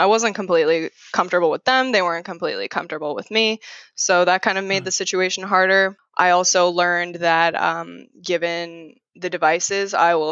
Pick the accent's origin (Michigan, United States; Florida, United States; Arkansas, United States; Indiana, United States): Florida, United States; Palm Beach County; now in Red Bank, United States; I grew up in Palm Beach County, Florida.